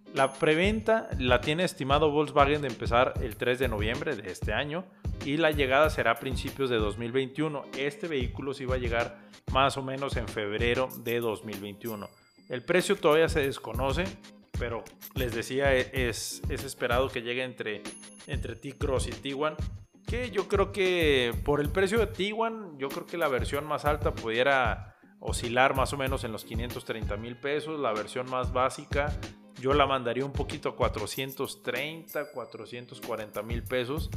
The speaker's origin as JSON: {"language": "Spanish", "country": "Mexico", "said": "como nacionales, como mexicanos"}